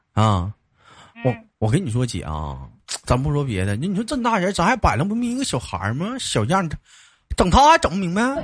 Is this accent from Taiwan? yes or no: no; Jilin, China; 我吉林的